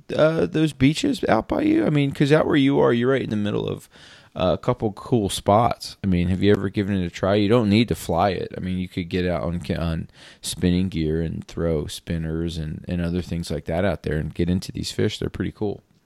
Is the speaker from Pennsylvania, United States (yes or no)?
yes; Pennsylvania, United States; moved away; I grew up in Pennsylvania where there's Poconos